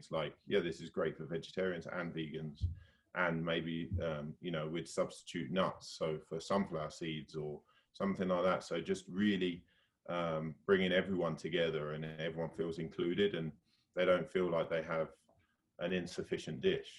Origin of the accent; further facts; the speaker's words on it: the London area in the Southeast, South East England, United Kingdom; moved away as an adult; also born or lived in Bristol, United Kingdom / Australia / New Zealand; now in Whistler, Canada; So we were both sort of grew up on the East Coast, like the London sort of area in the Southeast